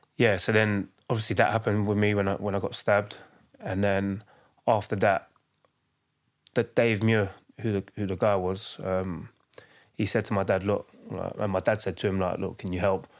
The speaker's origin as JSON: {"language": "English", "region": "London", "country": "United Kingdom", "tie": "born or raised there", "also_born_or_lived": "Hackney", "said": "from East London. I grew up in, in Hackney and I was raised in Leyton"}